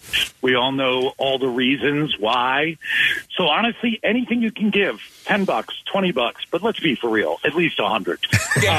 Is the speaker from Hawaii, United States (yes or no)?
no; Philadelphia, Pennsylvania, United States; Philly's my hometown. I love Philadelphia